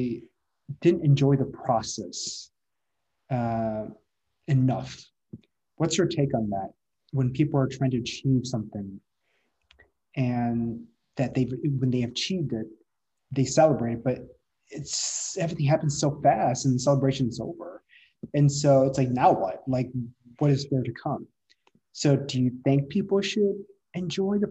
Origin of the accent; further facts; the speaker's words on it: Midwest, United States; moved away as an adult; also born or lived in San Francisco; now in San Diego, United States; I'm from the Midwest